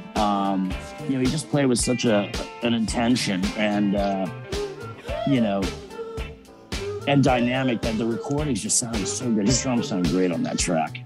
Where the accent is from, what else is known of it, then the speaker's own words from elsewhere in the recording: Miami, Florida, United States; growing up in Miami, this fashion capital